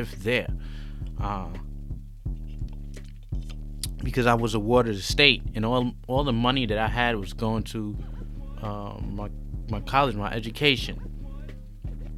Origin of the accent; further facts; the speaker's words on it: New York City, New York, United States; moved away as an adult; now in Shanghai, China; I'm a New Yorker. I'm from New York City.